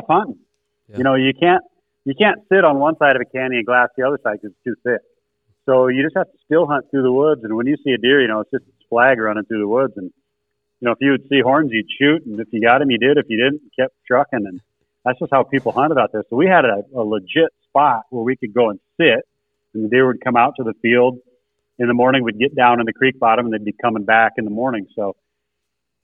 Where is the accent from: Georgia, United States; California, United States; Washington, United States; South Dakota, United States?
South Dakota, United States; Spearfish; my hometown of Spearfish